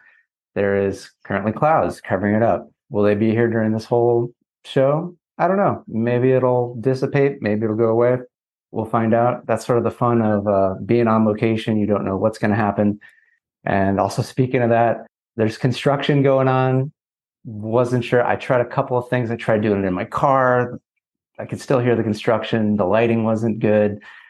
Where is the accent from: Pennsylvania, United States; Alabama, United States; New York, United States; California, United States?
California, United States; San Francisco; And I come from the San Francisco area, California.